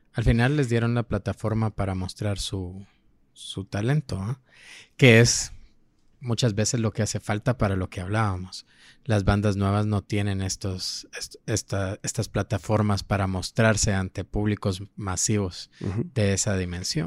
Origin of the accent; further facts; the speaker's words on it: Petén, Guatemala; now in Guatemala City, Guatemala; yo vengo de Petén